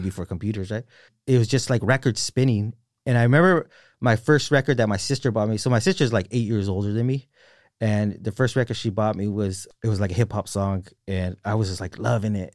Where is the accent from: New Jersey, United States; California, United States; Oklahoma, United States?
California, United States; Salinas; also born or lived in Marina; I'm from Salinas